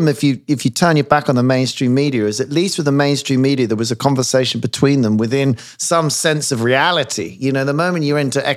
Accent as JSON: {"language": "English", "country": "United Kingdom", "said": "as a British person, in America"}